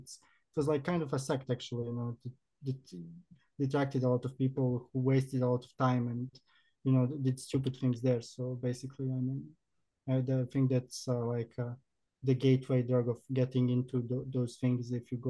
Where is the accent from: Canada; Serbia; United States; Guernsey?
Serbia; Belgrade; I'm from Belgrade